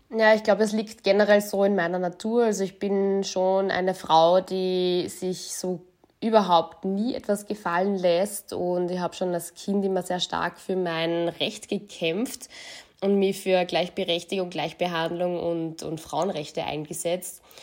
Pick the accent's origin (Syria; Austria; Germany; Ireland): Austria; Linz, Upper Austria; now in Vienna, Austria; gebürtige Linzerin, lebe jetzt in Wien